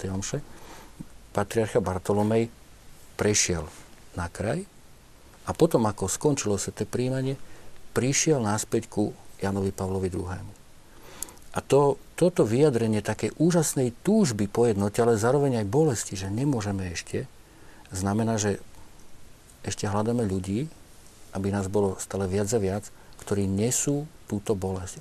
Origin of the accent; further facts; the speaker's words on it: Modra, Bratislava Region, Slovakia; ja som z Modry